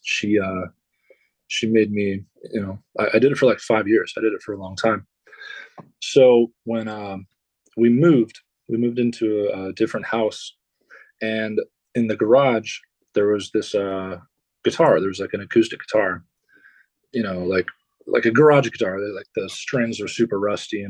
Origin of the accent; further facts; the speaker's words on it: Dayton, Ohio, United States; I'm born and raised in Dayton, Ohio. It's where I live currently.